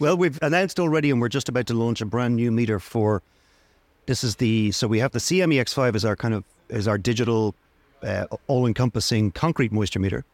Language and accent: English; Dublin, Leinster, Ireland; also born or lived in Wicklow; now in Greystones, Ireland; I'm from Dublin